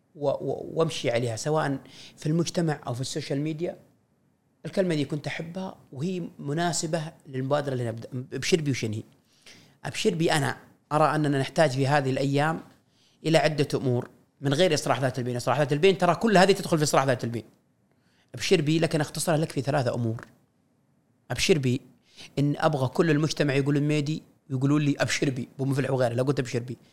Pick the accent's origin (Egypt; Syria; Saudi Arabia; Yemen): Saudi Arabia; هويتنا كسعوديين، ثقافتنا، لبسنا، سلومنا